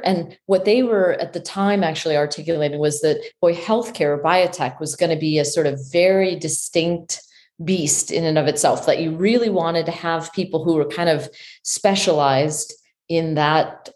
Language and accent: English; Chicago, Illinois, United States; born and raised in Chicago